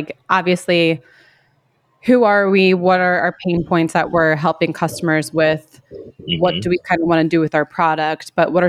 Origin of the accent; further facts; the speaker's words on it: United States; moved away; I'm originally from the States and I still follow a bunch of people, obviously, from back home.